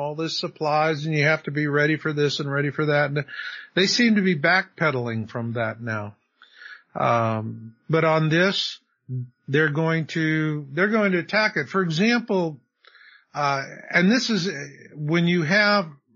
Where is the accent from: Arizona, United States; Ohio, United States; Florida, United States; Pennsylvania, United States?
Arizona, United States; I grew up in Arizona.